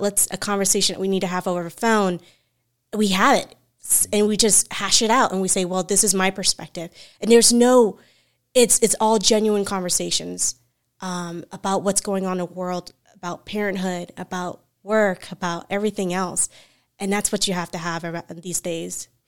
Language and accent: English; Central Florida, United States; I'm from Central Florida